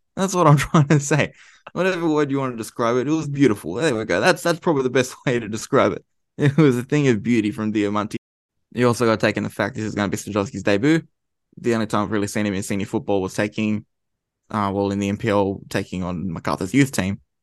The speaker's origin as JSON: {"language": "English", "country": "Australia", "said": "we're from Australia."}